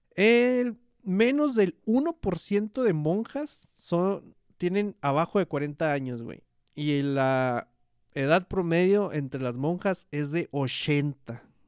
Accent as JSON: {"language": "Spanish", "town": "Hidalgo del Parral", "region": "Chihuahua", "country": "Mexico", "tie": "born or raised there", "said": "Parral, que es la ciudad donde yo nací."}